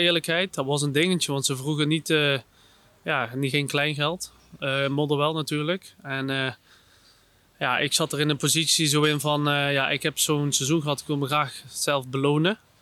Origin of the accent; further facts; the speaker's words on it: Netherlands; ik als Nederlander